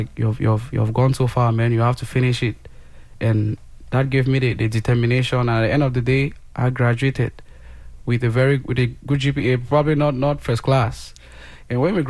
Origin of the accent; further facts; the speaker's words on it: the English zone, Anglophone Cameroon, Cameroon; I grew up in the English zone, studied all along in English